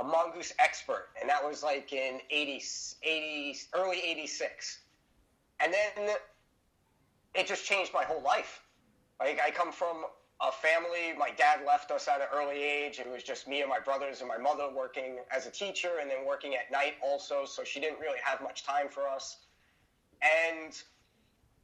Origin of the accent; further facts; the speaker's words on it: New York City, New York, United States; moved away; I'm from Brooklyn, New York, originally. I grew up there